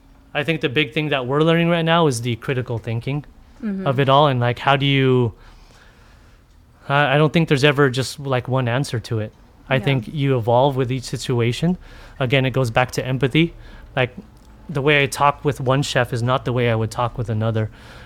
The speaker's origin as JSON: {"language": "English", "country": "Philippines", "said": "whether it was being a Filipino in this community and cooking."}